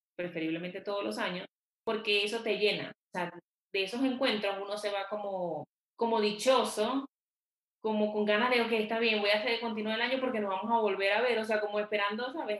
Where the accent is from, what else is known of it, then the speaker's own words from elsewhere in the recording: Venezuela; moved away as an adult; also born or lived in Quito, Ecuador; now in Bogotá, Colombia; Soy venezolana. Vivo en Colombia, en Bogotá, desde hace más de ocho años.